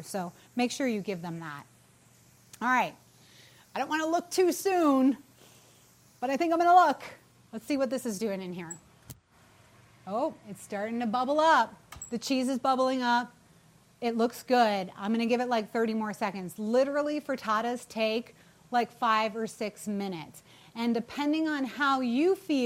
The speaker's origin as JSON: {"language": "English", "region": "New England", "country": "United States", "said": "I'm from New England. I have to say wicked every once in a while"}